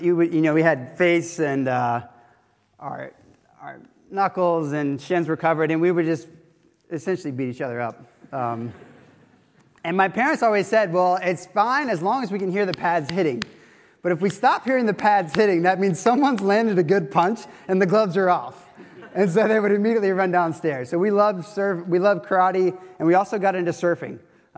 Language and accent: English; Florida, United States; now in Oxford, United Kingdom; I come from a different background. Obviously, I grew up in Florida, but I was a professional surfer at first